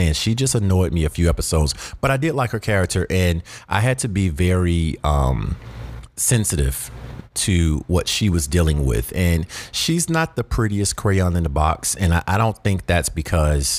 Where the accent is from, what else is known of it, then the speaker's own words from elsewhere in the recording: the South, United States; I personally feel like I'm from the South